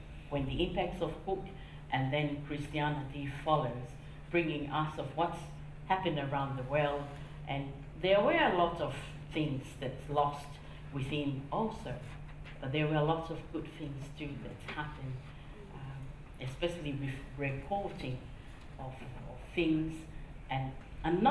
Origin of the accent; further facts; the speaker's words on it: Tonga; growing up in Tonga